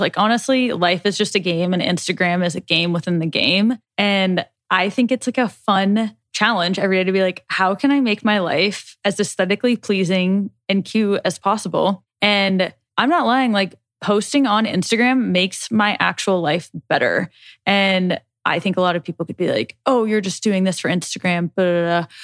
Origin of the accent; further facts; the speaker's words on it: Nebraska, United States; We we're from Nebraska